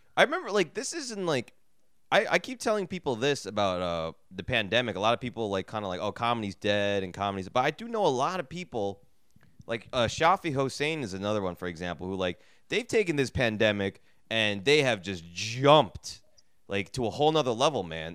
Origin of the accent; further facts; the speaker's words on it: New York City, New York, United States; I'm from New York City